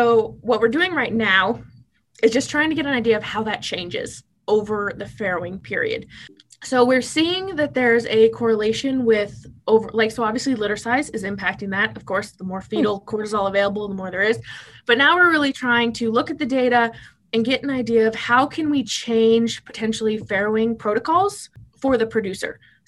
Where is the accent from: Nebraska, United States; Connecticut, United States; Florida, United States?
Nebraska, United States; Tecumseh; moved away as an adult; I moved from Tecumseh, Nebraska, when I'd never lived out of the state, to Lexington, Kentucky for 2 years.